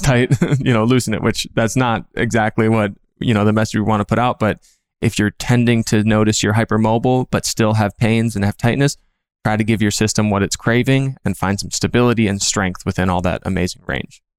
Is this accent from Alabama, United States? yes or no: no; Minnesota, United States; moved away as an adult; now in California, United States; I'm from Minnesota